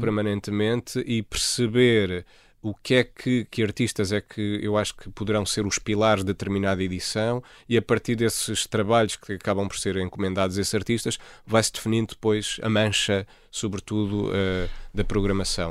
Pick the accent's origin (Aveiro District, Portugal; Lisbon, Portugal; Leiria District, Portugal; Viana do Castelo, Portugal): Lisbon, Portugal; Almada; born or raised there; also born or lived in Freudenstadt, Germany; now in Lisbon, Portugal